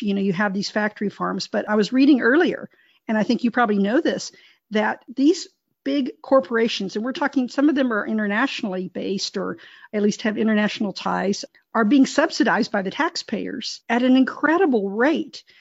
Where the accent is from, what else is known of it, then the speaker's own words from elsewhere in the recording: Texas, United States; I was raised in Texas.